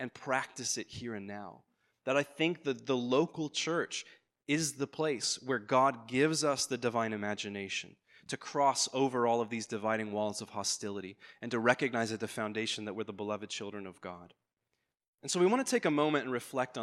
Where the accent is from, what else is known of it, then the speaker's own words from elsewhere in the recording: Ireland; moved away; I'm an Irish immigrant, I grew up Anglican